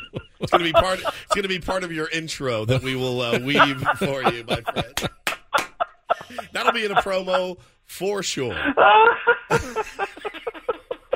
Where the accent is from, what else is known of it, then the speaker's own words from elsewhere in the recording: Dallas, Texas, United States; I grew up in Dallas